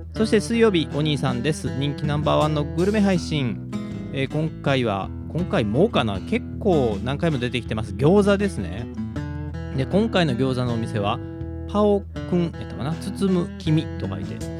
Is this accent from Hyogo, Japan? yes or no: yes; Kobe, Hyogo, Japan; 神戸っ子…